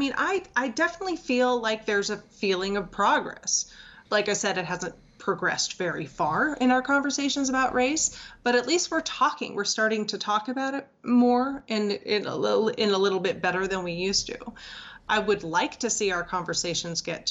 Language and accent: English; Los Angeles, California, United States; I grew up in Los Angeles